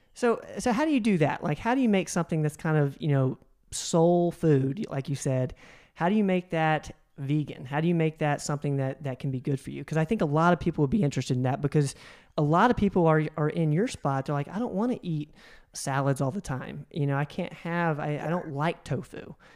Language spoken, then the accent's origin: English; the South, United States; I grew up in the South as well